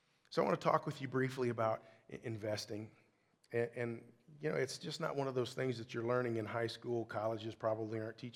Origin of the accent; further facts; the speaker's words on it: Kentucky, United States; moved away; I'm from Kentucky. Stockyard is a whole other thing where I come from